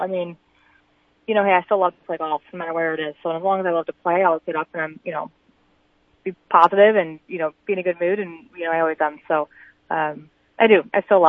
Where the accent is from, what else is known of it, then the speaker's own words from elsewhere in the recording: Clark, South Dakota, United States; I think most people are always so surprised when they hear I'm from South Dakota.